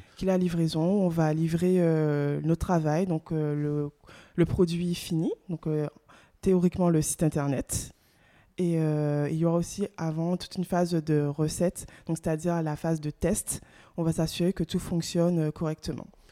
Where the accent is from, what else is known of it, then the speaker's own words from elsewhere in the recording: Guadeloupe; moved away as an adult; also born or lived in mainland France; Je suis originaire euh, de la Guadeloupe